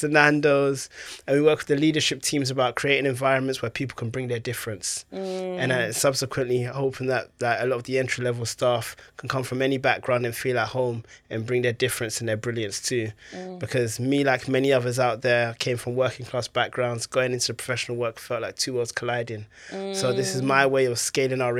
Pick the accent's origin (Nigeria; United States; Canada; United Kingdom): United Kingdom; London; I grew up in Tottenham, North London